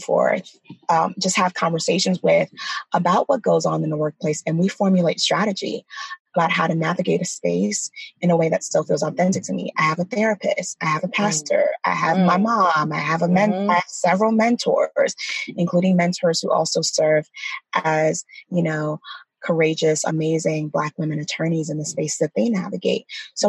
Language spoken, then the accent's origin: English; Nigeria; So, as we talked about earlier, we're Nigerian. I'm Nigerian.